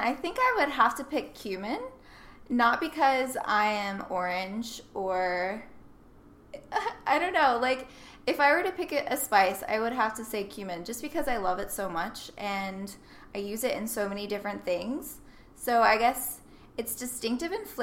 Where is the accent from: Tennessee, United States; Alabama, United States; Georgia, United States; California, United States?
Tennessee, United States; Nashville; I grew up in Nashville